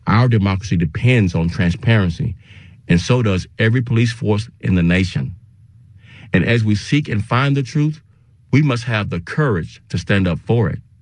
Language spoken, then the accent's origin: English; Dallas, Texas, United States; also born or lived in Austin, Texas; returning to my hometown during the summer after my sophomore year of college